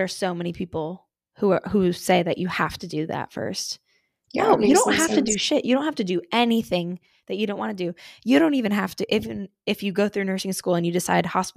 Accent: central New Jersey, United States; moved away as an adult; now in Pittsburgh, United States; I grew up in New Jersey and like central Jersey because there are different parts

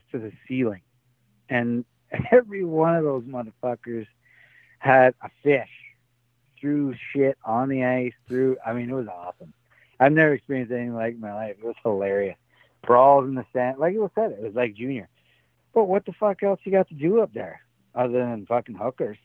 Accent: Canada; moved away as an adult; now in Tampa, United States

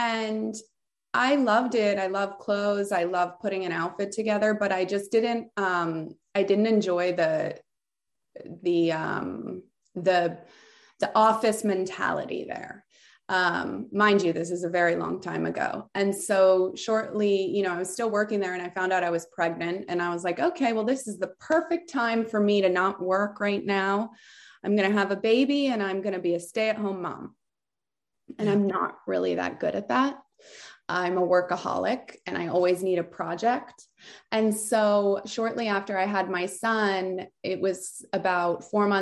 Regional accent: Southern California, United States; also born or lived in France / Aspen; I was born in France and I grew up in California, Southern California

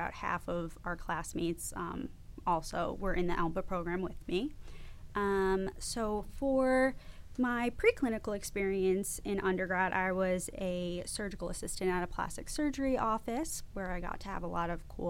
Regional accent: Long Island, New York, United States; like I said. I'm from Long Island, New York.

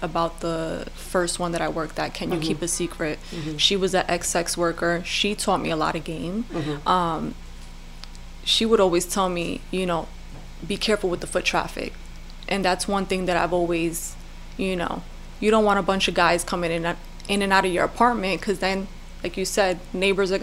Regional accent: New York, United States; moved away; I come from New York, a major city, worked in massage parlor, aka brothels

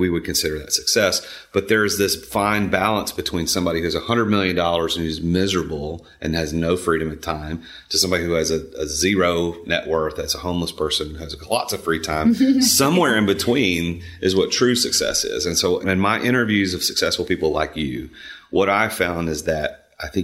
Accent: Nashville, Tennessee, United States; I'm from the Nashville area. I grew up here

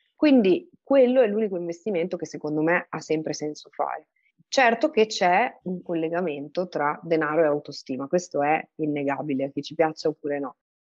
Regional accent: England, United Kingdom; moved away; io sono cresciuta in Inghilterra

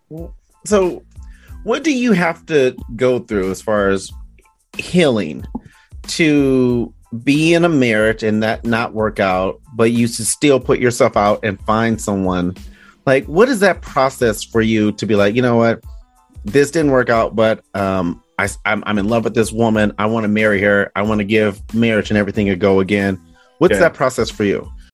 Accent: Detroit, Michigan, United States; moved away; also born or lived in Arizona / Iowa; I'm from Detroit

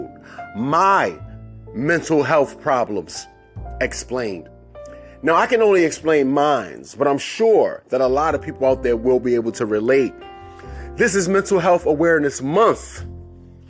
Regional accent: Baltimore, Maryland, United States; I grew up in Cherry Hill, Baltimore

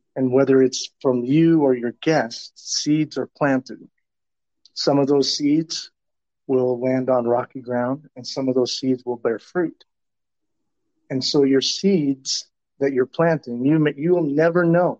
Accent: Tucson, Arizona, United States; I grew up in Tucson, Arizona, as in the 70s and early 80s.

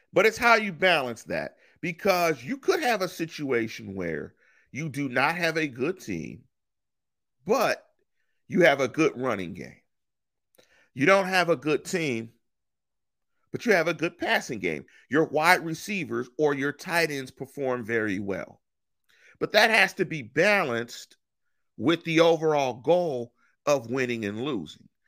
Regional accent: Los Angeles, California, United States; if you lived in the inner city in L A, you didn't have access to In N Out till damn near the two thousands

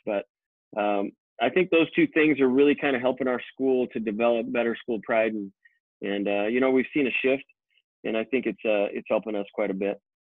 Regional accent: Boise, Idaho, United States; I was born and raised right here in Boise, Idaho

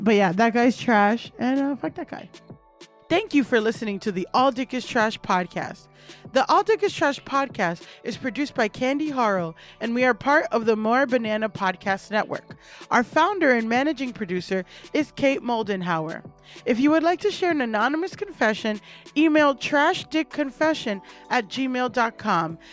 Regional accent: Miami, Florida, United States; I'm from Miami

